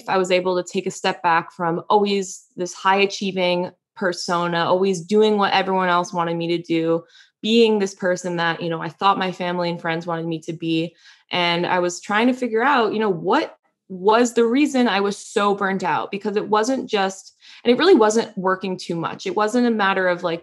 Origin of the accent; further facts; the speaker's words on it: New York, United States; I'm a New Yorker. So I'm like, I want to stay on the East Coast where my family are